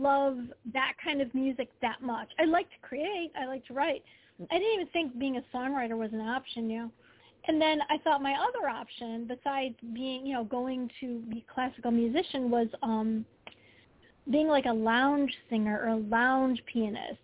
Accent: Detroit, Michigan, United States; I grew up in the Detroit area

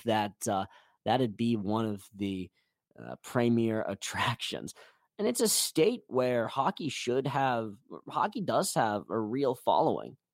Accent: Connecticut, United States; also born or lived in Winchester, Massachusetts; I was born in Winchester, Mass, but I, we, my family moved down to Connecticut when I was nine months old, so I am really a nutmeg state native

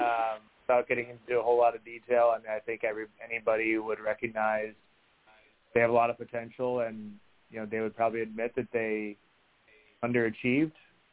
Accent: Chicago, Illinois, United States; also born or lived in Madison, Wisconsin; I was born in Madison, Wisconsin, and grew up in the greater Chicago area.

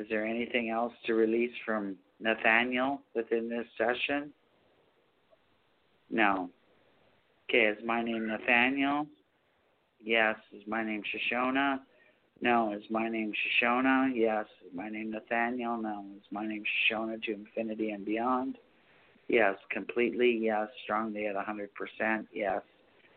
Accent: Canada; I'm from Canada

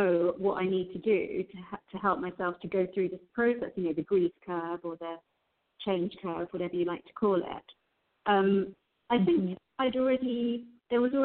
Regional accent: London, United Kingdom; I grew up in London in the UK with first-generation immigrant Indian parents

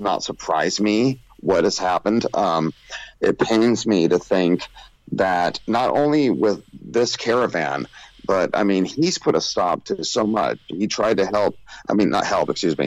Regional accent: California, United States; I'm a proud California boy

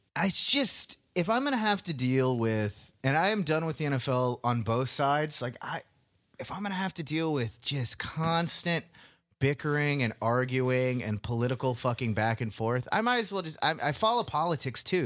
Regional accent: Indian Trail, North Carolina, United States; moved away; rednecks who I grew up with in Indian Trail, North Carolina

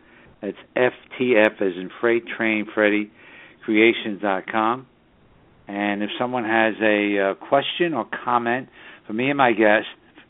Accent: New York City, New York, United States; also born or lived in Southern Hudson Valley, New York; the northern suburbs of New York City, my hometown.

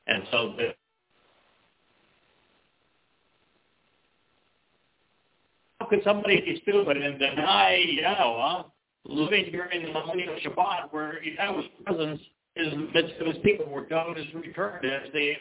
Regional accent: United States; I am an American

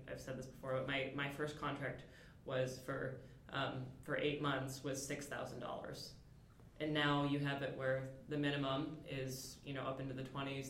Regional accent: Michigan, United States; I am originally from Michigan

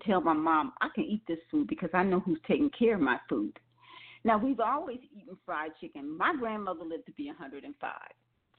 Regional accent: Wisconsin, United States; also born or lived in Louisiana; as a little girl, when we're from Louisiana and we lived in Wisconsin.

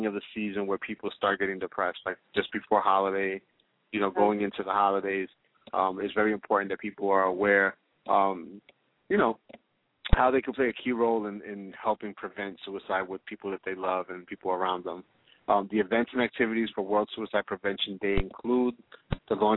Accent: New York, United States; we are from New York

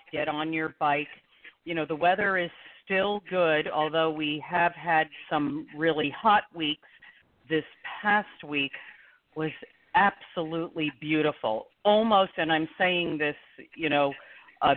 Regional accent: New Jersey, United States; moved away as an adult; also born or lived in New York City; now in Scottsdale, United States; I am a Jersey girl. I was born in New York City, grew up in New Jersey, and 13 and a half years ago, I moved to Scottsdale

